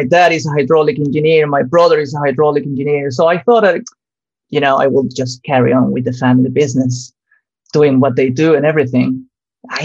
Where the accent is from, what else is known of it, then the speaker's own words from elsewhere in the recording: Venezuela; I'm originally from Venezuela. And Venezuela, it's a relevant country when you talk about hydropower.